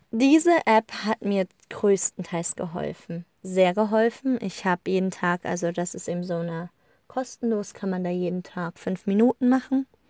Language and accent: German; Germany; wir Deutschen